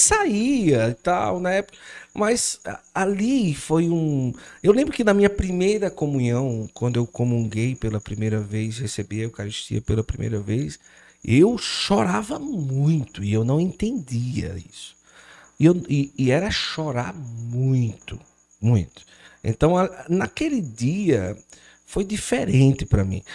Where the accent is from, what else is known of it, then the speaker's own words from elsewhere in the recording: Cariri region, Ceará, Brazil; also born or lived in Recife, Pernambuco; Eu sou de Recife, cheguei aqui na região do Cariri, eu tinha seis para sete anos